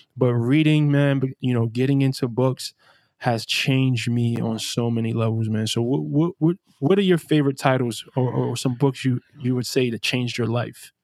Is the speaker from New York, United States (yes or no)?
yes; New York City, New York, United States; I grew up in Brownsville, Brooklyn